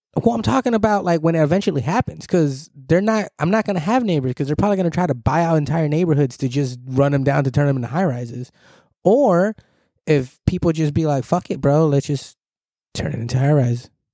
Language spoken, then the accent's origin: English; Southern California, United States; here, born and raised